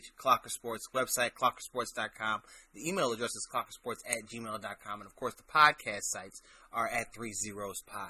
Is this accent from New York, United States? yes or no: no; Chicago, Illinois, United States; my hometown team, Chicago Bears